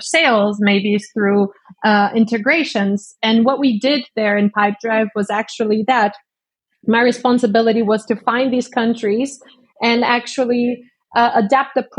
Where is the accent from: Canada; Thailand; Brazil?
Brazil; also born or lived in Estonia; now in Munich, Germany; I'm currently in Munich in Germany. But I'm from Brazil originally.